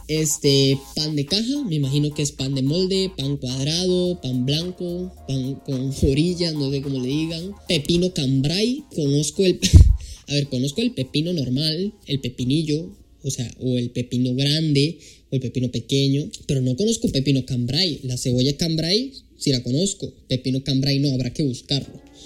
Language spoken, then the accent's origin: Spanish; Costa Rica; Costa Rica, el cual es mi país de origen